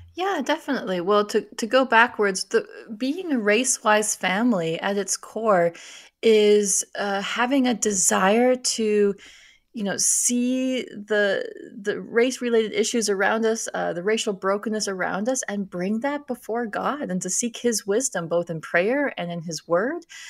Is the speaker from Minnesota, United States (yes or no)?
yes; Minnesota, United States; moved away; I grew up in Minnesota, so I am used to the cold